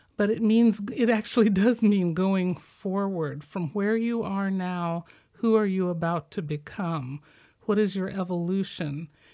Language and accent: English; Midwest, United States; I'm from the Midwest